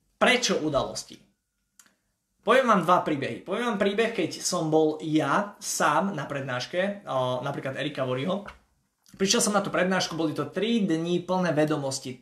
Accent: Košice, Košice Region, Slovakia; ja som z Košíc

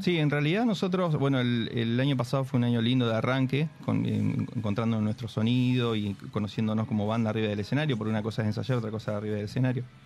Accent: Santa Rosa, La Pampa, Argentina; moved away as an adult; soy de, La Pampa, soy del interior de Santa Rosa, vine hace ocho años

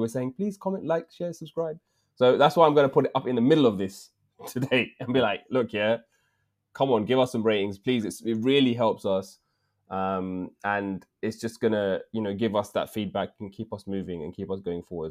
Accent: England, United Kingdom; accent: English; my accent, English accent

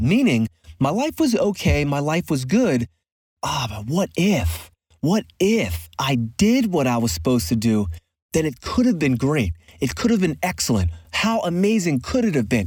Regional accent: Philadelphia, Pennsylvania, United States; a very avid basketball player growing up in Philadelphia

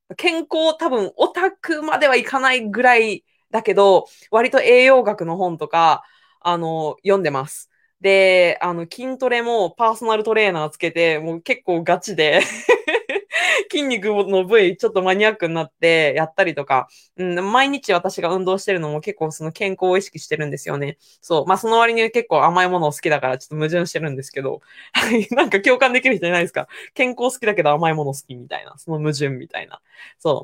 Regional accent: Owari, Aichi, Japan; 私は生まれも育ちも愛知県の尾張の方の愛知県です。

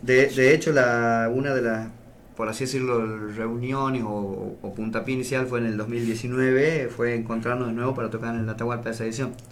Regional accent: Las Talitas, Tucumán, Argentina; nosotros somos, no somos talitenses, somos taliteños.

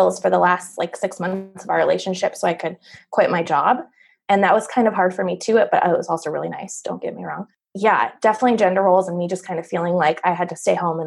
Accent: Denver, Colorado, United States; I'm from Denver, Colorado

